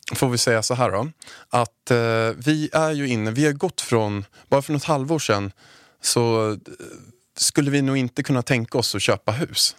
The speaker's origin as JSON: {"language": "Swedish", "town": "Haninge", "region": "Stockholm County", "country": "Sweden", "tie": "born or raised there", "said": "jag är uppväxt i Haninge"}